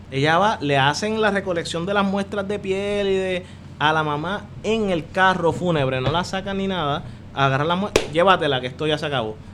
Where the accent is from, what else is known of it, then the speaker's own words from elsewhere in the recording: Caguas, Puerto Rico; moved away; also born or lived in United States; yo soy de Cagua que fue como uno de los primeros que empezó a recibir señal